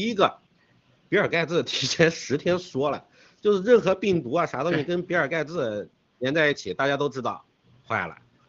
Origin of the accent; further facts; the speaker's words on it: China; 我们中国人、华人现在面对的问题就是灭族了。